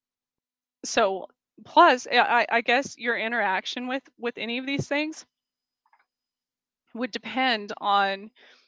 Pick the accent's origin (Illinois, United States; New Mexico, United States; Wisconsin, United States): New Mexico, United States; Gila wilderness, southwestern; moved away; growing up in the Gila wilderness in southwestern New Mexico